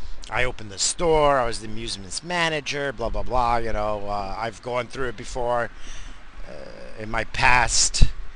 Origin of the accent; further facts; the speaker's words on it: New England, United States; So, but I grew up in New England, so I liked what I liked growing up, you know.